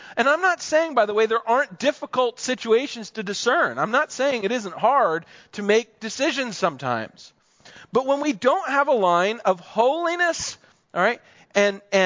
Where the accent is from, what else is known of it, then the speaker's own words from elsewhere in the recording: United States; also born or lived in Pennsylvania; I grew up in New Jersey and Pennsylvania